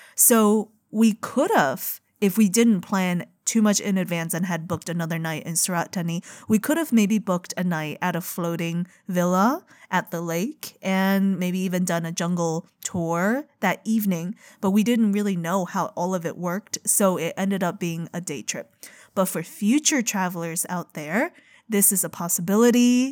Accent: China; moved away; growing up in China

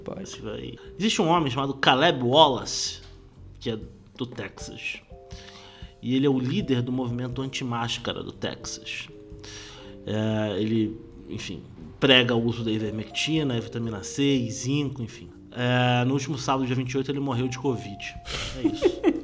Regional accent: Brazil; Como brasileiro

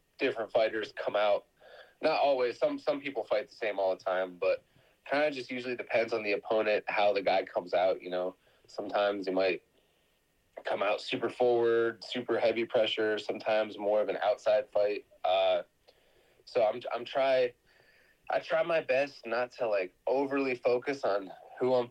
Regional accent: Ohio, United States; also born or lived in Hawaii; now in California, United States; I grew up originally in Ohio, and I grew up wrestling out there

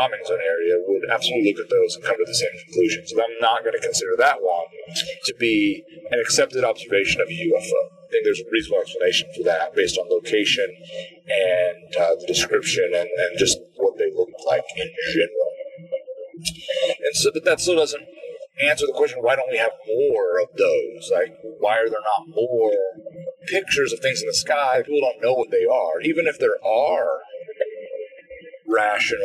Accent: Midwest, United States; growing up in the Midwest areas

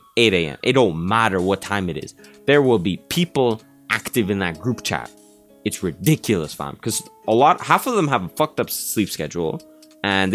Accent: Canada; I'm Canadian

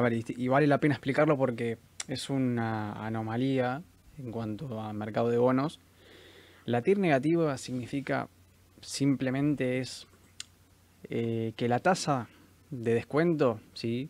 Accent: Argentina; Estamos acostumbrados como, como argentinos a ganar en pesos

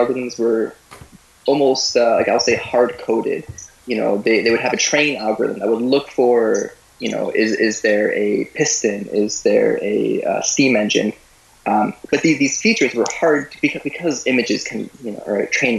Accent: Guelph, Ontario, Canada; also born or lived in Moscow; I'm from the area. I grew up in Guelph and went to do my high school there

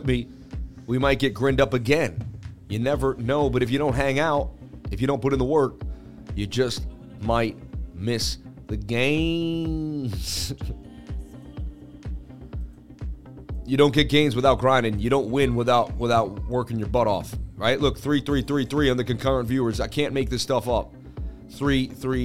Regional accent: Boston, Massachusetts, United States; I'm from Boston

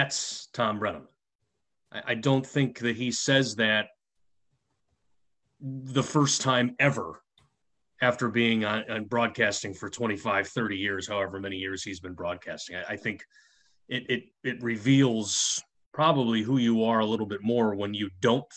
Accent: Chicago, Illinois, United States; that was the time I grew up and the place that I grew up in Chicago

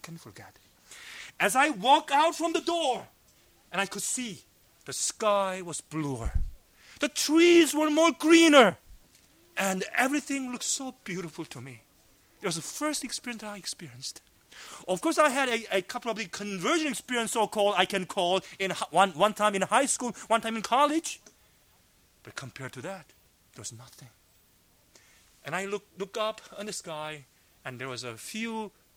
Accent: South Korea; moved away as an adult; also born or lived in Los Angeles / Georgia; I was brought up in Korea as a macho man.

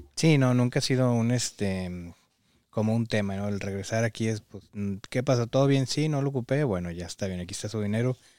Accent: Mexico; now in United States; los que venimos de México

